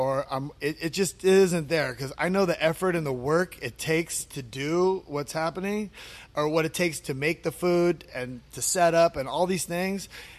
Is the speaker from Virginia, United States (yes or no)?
no; California, United States; It's cool like feeling, because I came from California where, you know, everything's been set and done.